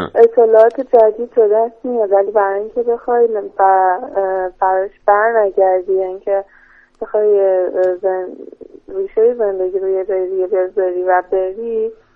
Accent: Tehran, Tehran Province, Iran

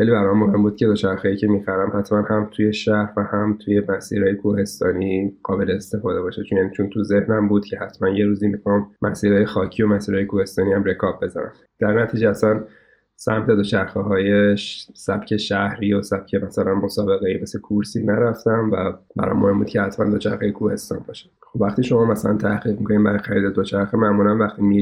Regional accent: Karaj, Alborz, Iran; now in Tehran, Iran; بعدها که حالا ما در واقع از کرج اومدیم به تهران

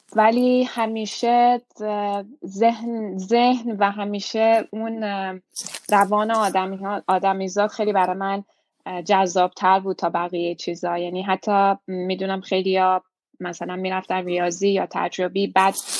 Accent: Iran; moved away as an adult; also born or lived in Tehran / Montreal, Canada; now in Toronto, Canada; لیسانس روانشناسی از ایران دادم. و وقتی اومدم کانادا

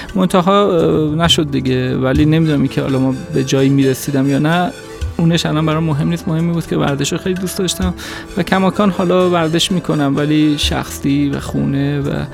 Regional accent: Tehran, Tehran Province, Iran; در تهران به دنیا آمدم بیشتر عمرم رو هم در تهران زندگی کردم

